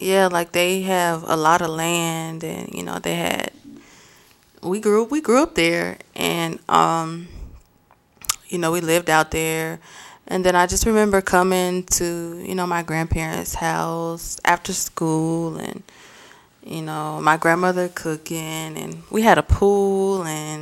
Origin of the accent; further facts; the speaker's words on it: Mount Airy, North Carolina, United States; also born or lived in Winston-Salem, North Carolina; I am from Mount Airy, North Carolina